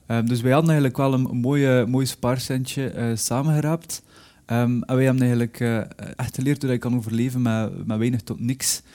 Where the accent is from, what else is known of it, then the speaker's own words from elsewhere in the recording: Belgium; moved away; also born or lived in Spain; ik ontvluchtte België omdat ik vond dat hier te veel regende.